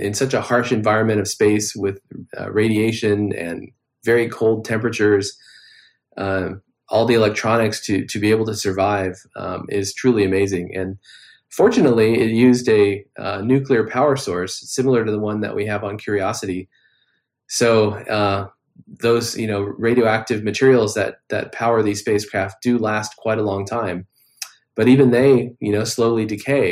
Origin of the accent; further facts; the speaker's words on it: California, United States; growing up in California, I knew that all this action was happening in Southern California, where I am now